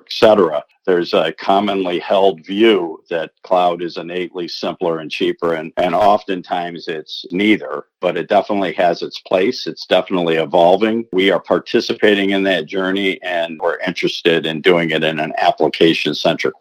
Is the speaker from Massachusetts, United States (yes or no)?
no; Rochester, New York, United States; I started with the Eastman Kodak Company in my hometown of Rochester, New York